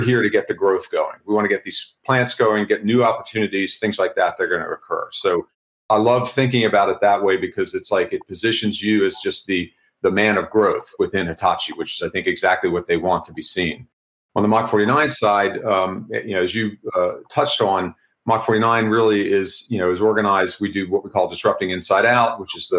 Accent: the South, United States; I grew up in the South

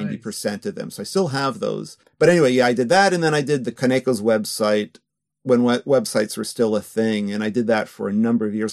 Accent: New York, United States; moved away as an adult; also born or lived in California / Osaka, Japan; now in Japan; I'm born in California, but I grew up in New York since I was two or three

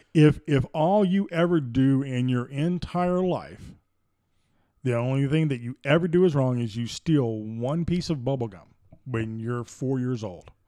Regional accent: Deep South, United States; growing up in the Deep South

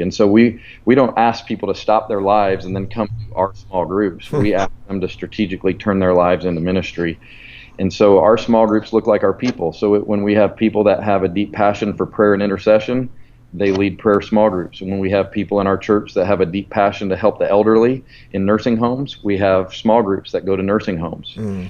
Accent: Colorado, United States; moved away as an adult; now in Alabama, United States; Pastor Chris was my youth pastor 26 years ago out in Colorado where I grew up.

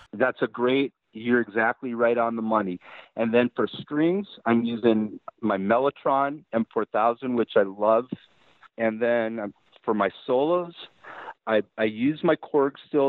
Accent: United States; I'm American

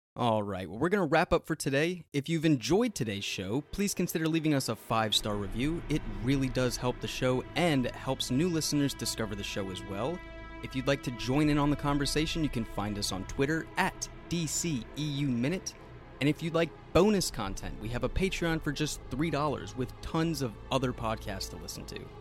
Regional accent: United States; I'm from America

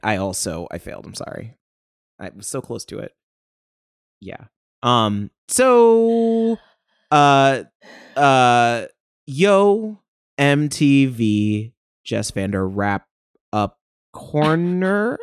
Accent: Ohio, United States; I grew up in Ohio

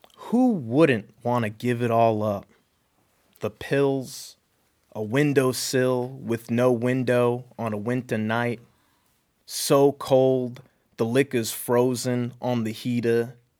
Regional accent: New York, United States; now in Seattle, United States; I grew up in New York

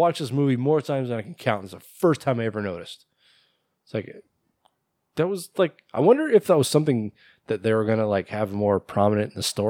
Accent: Minnesota, United States; I'd never even heard of this thing before. I'm from Minnesota.

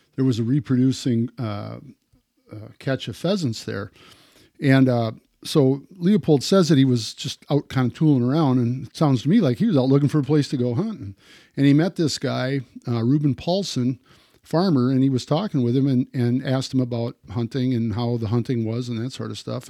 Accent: Wisconsin, United States; growing up in Wisconsin

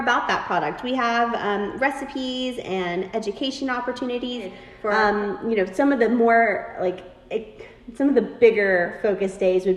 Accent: Georgia, United States; now in Dallas, United States; I'm from Georgia

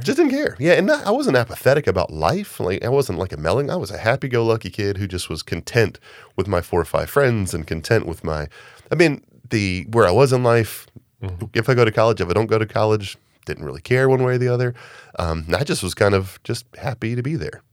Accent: Augusta, Georgia, United States; growing up in Augusta

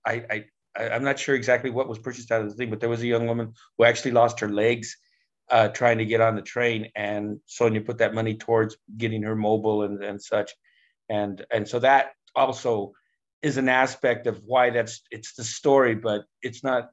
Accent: Denver, Colorado, United States; I grew up in Denver's West Side Barrio

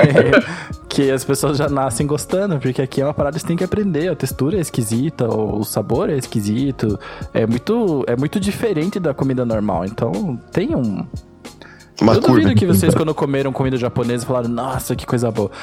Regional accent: Brazil; Eu sou brasileiro

